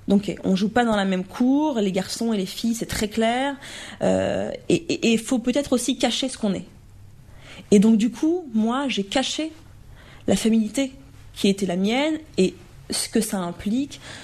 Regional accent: Romorantin-Lanthenay, Centre-Val de Loire, France; moved away; j'ai eu la chance de grandir dans, un, dans, la campagne

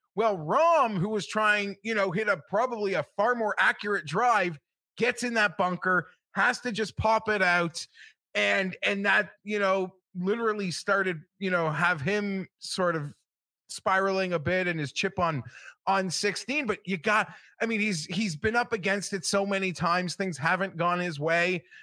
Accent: Canada; I'm a Canadian

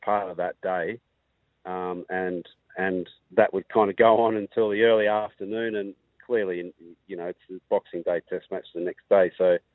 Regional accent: Queensland, Australia; being a Queenslander

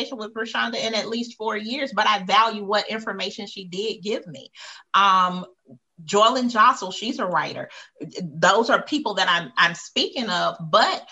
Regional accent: United States; I was born in America

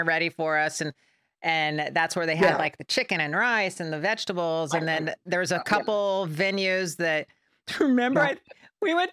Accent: Pasadena, California, United States; I was from Pasadena

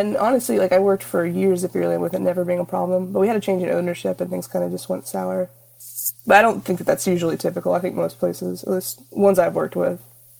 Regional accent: Indiana, United States; moved away as an adult; now in Austin, United States; I live in Austin. I've been here about 10 years. I'm originally from Indiana, though. I'm a Midwest transplant.

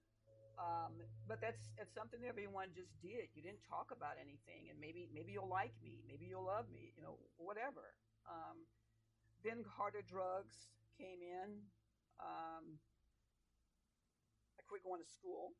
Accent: Oakland, California, United States; I grew up in Oakland, California, San Francisco Bay Area, and Oakland

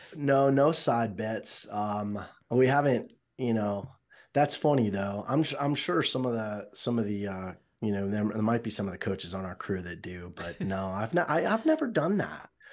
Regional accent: Miami, Florida, United States; moved away; I was born and raised in Miami

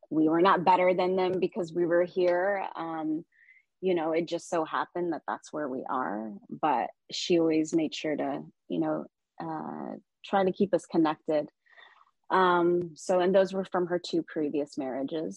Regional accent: Dallas, Texas, United States; moved away; also born or lived in Yemen / New York / Chicago; I grew up in Dallas, Texas. I was born in Yemen. We came here when I was about 2 years old

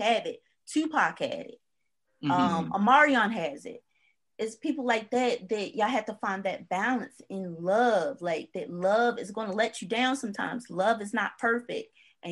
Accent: Baltimore, Maryland, United States; I'm from Baltimore

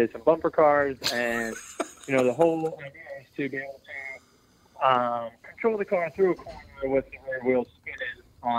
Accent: Doylestown, Pennsylvania, United States; I'm from Doylestown, Pennsylvania.

